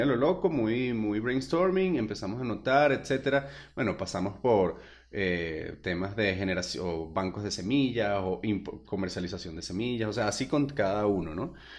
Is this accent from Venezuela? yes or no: yes; Venezuela; moved away as an adult; yo soy venezolano